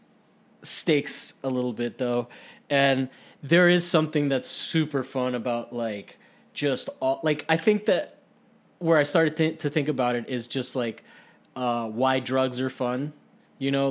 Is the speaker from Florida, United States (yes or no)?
yes; Miami, Florida, United States; also born or lived in Costa Rica; I'm from Miami